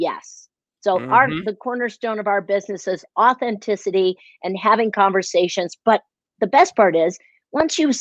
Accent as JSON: {"language": "English", "town": "Chicago", "region": "Illinois", "country": "United States", "moved": "yes", "said": "I am originally from Chicago"}